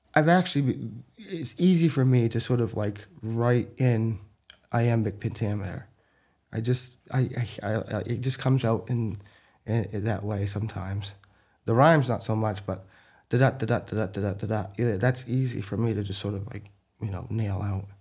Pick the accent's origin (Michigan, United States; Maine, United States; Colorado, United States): Maine, United States; Athens; also born or lived in North Haven, Maine; I grew up in Athens, Maine